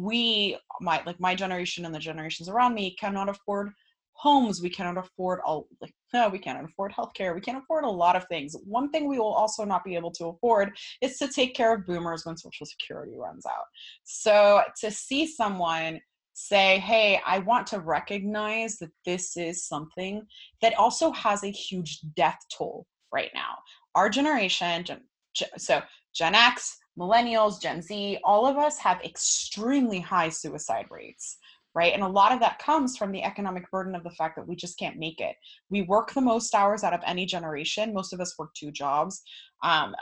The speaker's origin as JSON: {"language": "English", "region": "Florida", "country": "United States", "said": "I'm from Florida."}